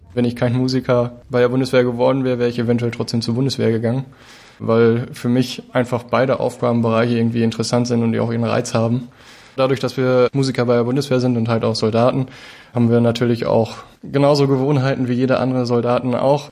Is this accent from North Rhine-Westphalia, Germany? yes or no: yes; near Münster, North Rhine-Westphalia, Germany; Ich komme aus Egerswinkel, das ist in der Nähe von Münster